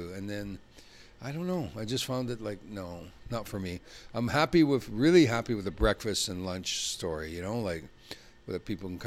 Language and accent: English; Peace River Country, Alberta, Canada; I'm originally from Peace River Country. I was born in Falaire, born up north, Peace River Country, McClellan